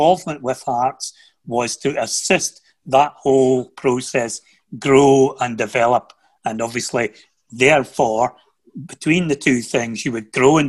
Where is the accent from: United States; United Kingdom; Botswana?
United Kingdom; Aberdeenshire, Scotland; also born or lived in Huntly; I'm born in Huntley. I grew up in Aberdeenshire